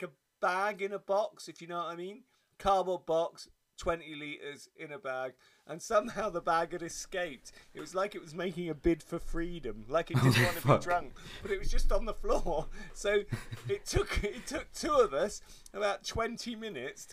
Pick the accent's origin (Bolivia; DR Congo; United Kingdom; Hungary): United Kingdom; Honiton, South West England; When I grew up in Devon, as I did